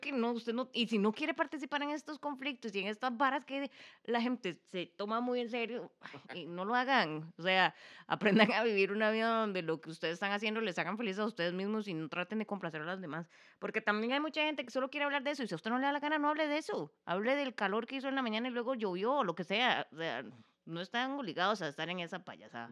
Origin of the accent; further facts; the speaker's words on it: Costa Rica; como costarricenses